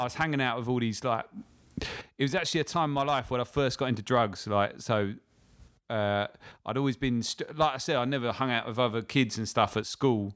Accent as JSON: {"language": "English", "town": "Lewes", "region": "South East England", "country": "United Kingdom", "tie": "born or raised there", "moved": "yes", "lives_now": "London, United Kingdom", "said": "I'm from a little town called Lewes"}